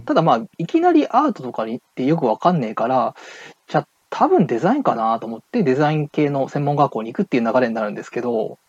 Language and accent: Japanese; Okayama, Japan; 地元岡山